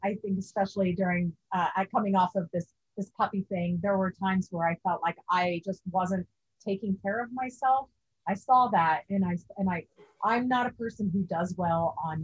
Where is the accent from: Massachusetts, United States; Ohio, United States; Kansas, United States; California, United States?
Kansas, United States; moved away; I'm from Kansas